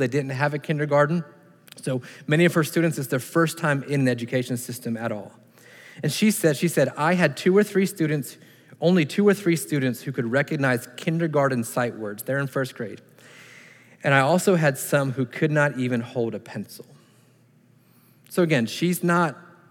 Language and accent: English; United States; being an American. Just happened to be born here